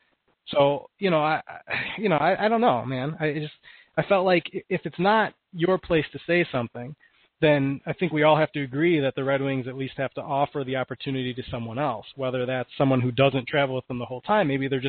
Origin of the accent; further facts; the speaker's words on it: Detroit, Michigan, United States; moved away as an adult; I grew up in Michigan. My parents are both huge hockey fans, and I've been going to games since I was an infant